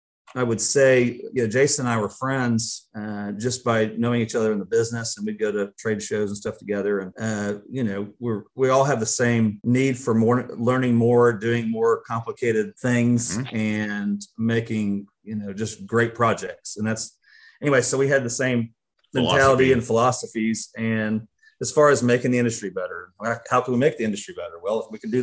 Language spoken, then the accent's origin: English; Texas, United States; moved away; also born or lived in Kansas; I grew up in Texas